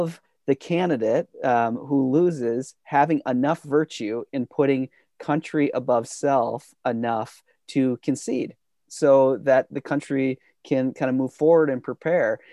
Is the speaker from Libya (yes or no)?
no; United States; as an American in, you know, growing up through the eighties, nineties